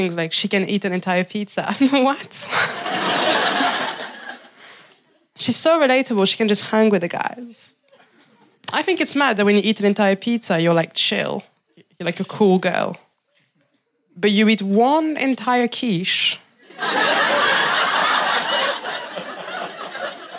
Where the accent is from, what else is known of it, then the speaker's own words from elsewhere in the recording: France; now in England, United Kingdom; I'm from France